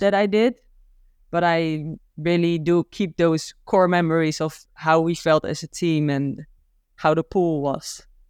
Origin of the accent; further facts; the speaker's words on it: Gouda, South Holland, Netherlands; I'm from Gouda